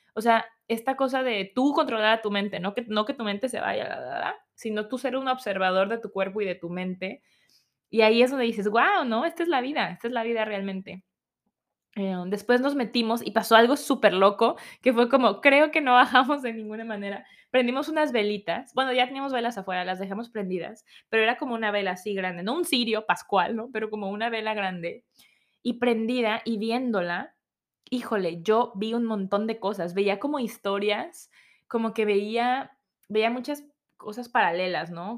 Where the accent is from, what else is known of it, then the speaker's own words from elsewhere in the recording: Mexico; uno como mexicano